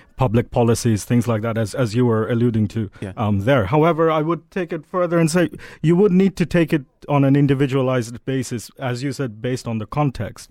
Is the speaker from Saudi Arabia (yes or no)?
yes; Saudi Arabia; now in United Kingdom; I um, grew up in Saudi Arabia, but been here a while.